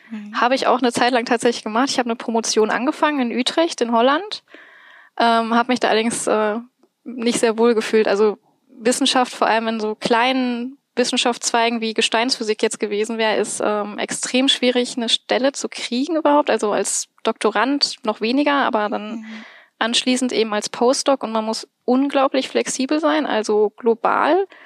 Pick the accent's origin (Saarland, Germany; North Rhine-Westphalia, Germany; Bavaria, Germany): North Rhine-Westphalia, Germany; Bochum; Ähm, ursprünglich komme ich aus Bochum